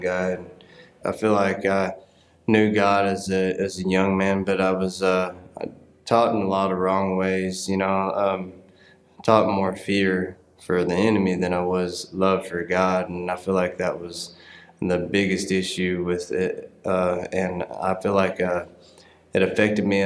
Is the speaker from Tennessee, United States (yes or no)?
yes; Paris, Tennessee, United States; where I grew up in Paris, Tennessee, was a pretty small town